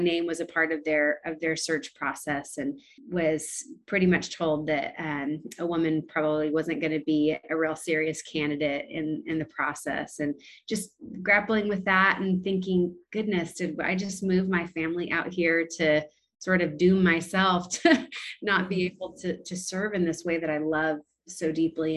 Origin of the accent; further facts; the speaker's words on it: California, United States; moved away as an adult; also born or lived in Bakersfield, California; now in Nashville, United States; we're both born and raised in California